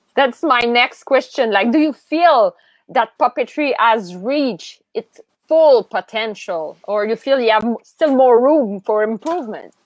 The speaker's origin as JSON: {"language": "English", "country": "Canada", "said": "As Canadian"}